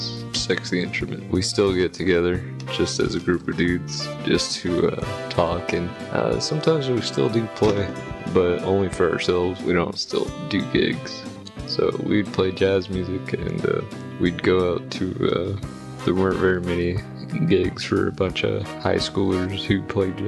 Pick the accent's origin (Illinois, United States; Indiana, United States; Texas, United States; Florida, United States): Texas, United States; I'm from Texas.